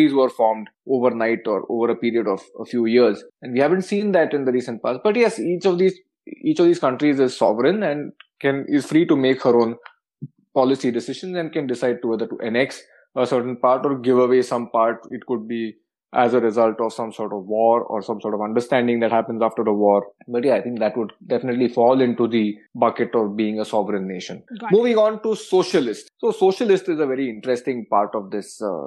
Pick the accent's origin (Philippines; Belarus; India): India